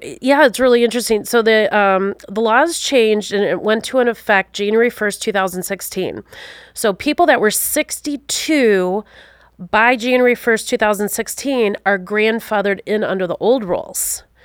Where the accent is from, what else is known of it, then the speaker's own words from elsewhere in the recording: Wisconsin, United States; also born or lived in Alaska / upstate New York / Utah; I grew up in the beautiful state of Wisconsin.